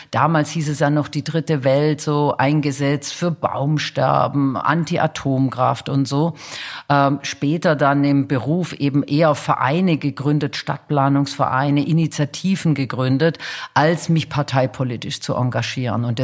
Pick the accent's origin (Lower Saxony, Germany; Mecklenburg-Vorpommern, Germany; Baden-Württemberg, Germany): Baden-Württemberg, Germany; Stuttgart; Also ähm, ich komme ja aus Stuttgart.